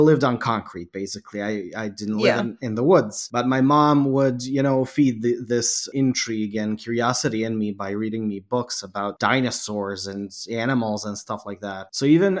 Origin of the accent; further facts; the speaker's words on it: Canada; now in Bosnia and Herzegovina; I grew up in Canada, but I am from Bosnia and Herzegovina and I live in my homeland now. I spent my childhood in Canada